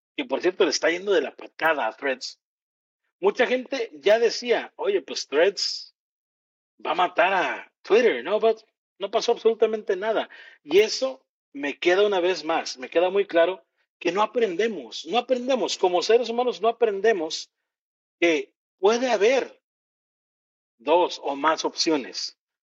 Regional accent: Mexico; como mexicano

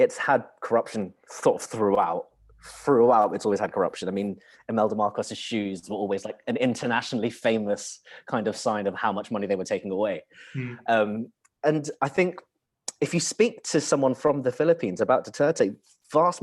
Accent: United Kingdom; I was born here

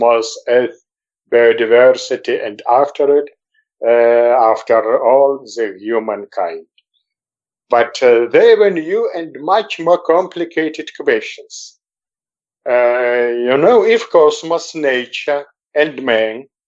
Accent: Moscow, Russia; moved away as an adult; now in Jerusalem, Israel; I was born in Moscow in '60, was fond of journalism, worked in many Soviet editions

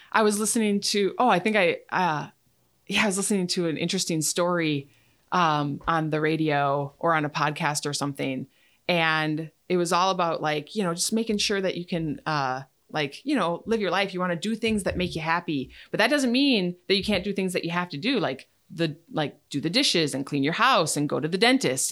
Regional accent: Menomonie, Wisconsin, United States; moved away as an adult; also born or lived in Boston, Massachusetts / Alaska; I'm from Menominee, down by Eau Claire. Um, and that's where I went to college at U W Eau Claire

